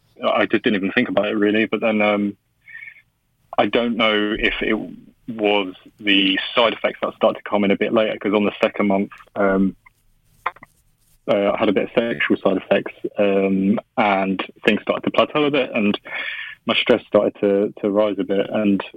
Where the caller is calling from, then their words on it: London, United Kingdom; I'm calling from London at the moment.